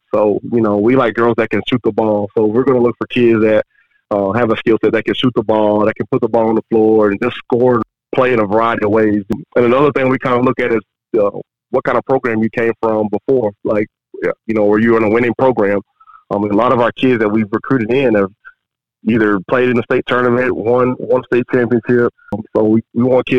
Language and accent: English; Texas, United States; moved away as an adult; also born or lived in Oklahoma; now in Alabama, United States; I'm from Texas originally. Me and my wife are from Texas.